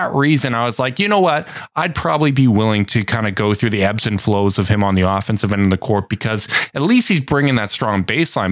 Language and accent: English; Canada; as a Canadian